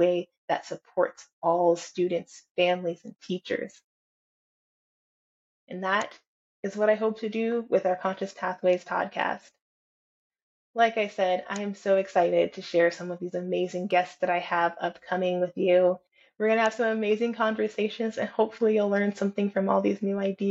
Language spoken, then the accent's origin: English; California, United States; I come from California